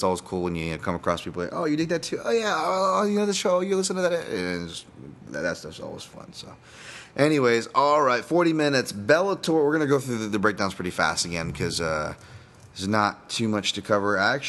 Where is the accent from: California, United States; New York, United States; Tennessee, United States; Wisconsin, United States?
New York, United States; New York City; I'm from Brooklyn, so I was all digging it.